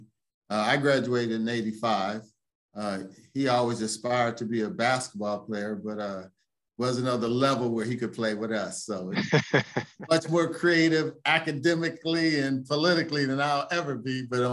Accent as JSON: {"language": "English", "town": "Aliquippa", "region": "Pennsylvania", "country": "United States", "tie": "born or raised there", "also_born_or_lived": "New York City", "moved": "as an adult", "said": "because from Aliquippa, I attended a Columbia University in New York. And growing up in Aliquippa"}